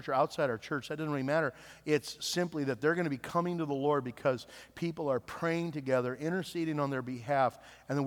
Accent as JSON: {"language": "English", "town": "Nappanee", "region": "Indiana", "country": "United States", "tie": "born or raised there", "also_born_or_lived": "Iowa", "moved": "yes", "said": "my hometown in Appanee, Indiana"}